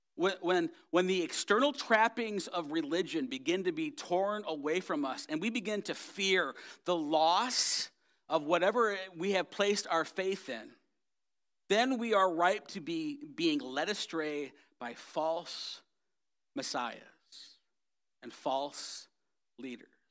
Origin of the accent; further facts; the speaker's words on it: United States; I am an American and I'm proud of it